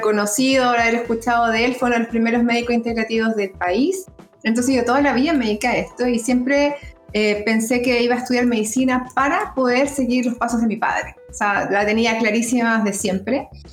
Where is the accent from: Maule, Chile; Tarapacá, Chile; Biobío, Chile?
Biobío, Chile; Concepción; soy oriunda de Concepción, penquista